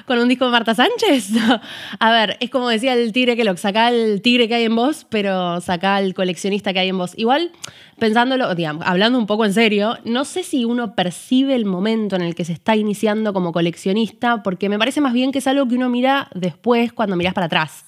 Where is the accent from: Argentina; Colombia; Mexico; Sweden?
Argentina; Buenos Aires; los, porteños vivamos